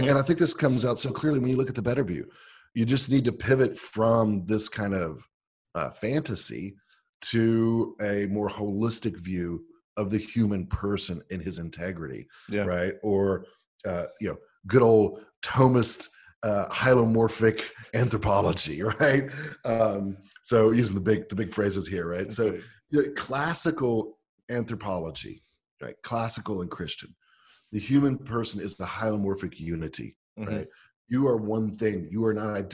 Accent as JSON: {"language": "English", "country": "United States", "said": "I'm an American"}